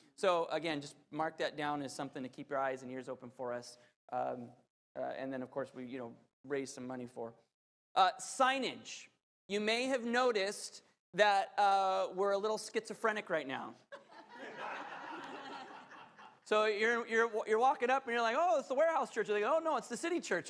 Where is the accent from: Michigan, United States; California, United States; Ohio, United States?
California, United States; Southern; I grew up in Southern California